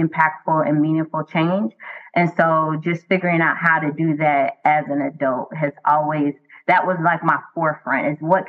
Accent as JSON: {"language": "English", "town": "Miami", "region": "Florida", "country": "United States", "tie": "born or raised there", "said": "I am born and raised in the county of Dade, Miami, Florida"}